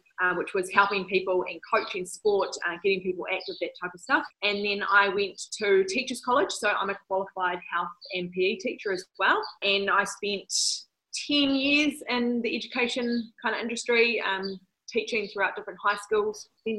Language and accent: English; Morrinsville, Waikato, New Zealand; also born or lived in Hamilton; I am born and bred in Morrinsville, actually. I grew up in a family that loved to be active and into lots and lots of sports. Went to Morrinsville College. And then I moved to Hamilton.